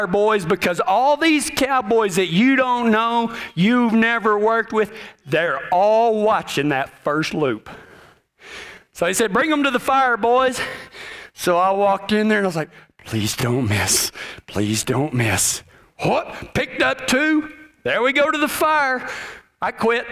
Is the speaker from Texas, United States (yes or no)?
yes; Texas, United States; I'm from Texas